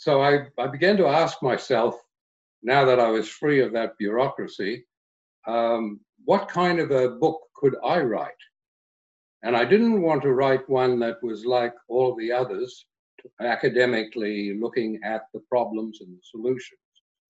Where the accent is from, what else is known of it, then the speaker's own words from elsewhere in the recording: Australia; moved away as an adult; When I came from Australia as a teacher all those years ago